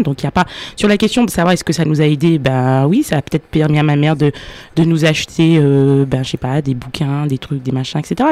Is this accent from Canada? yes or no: no; Martinique